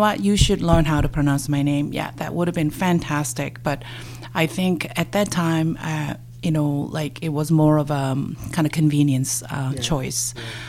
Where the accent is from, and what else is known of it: South Korea; born or raised there; English is a second language; moved away as an adult; now in Canada